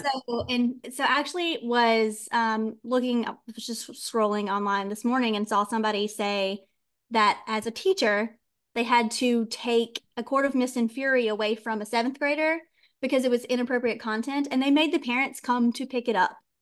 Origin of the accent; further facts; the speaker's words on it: the Deep South, United States; I was raised in the South and the Deep South, Bible Belt